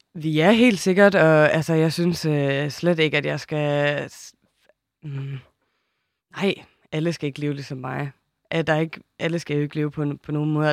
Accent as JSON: {"language": "Danish", "area": "Samsø", "region": "Central Denmark Region", "country": "Denmark", "tie": "born or raised there", "said": "jeg haft et halvt år på Samsø, hvor jeg er vokset op"}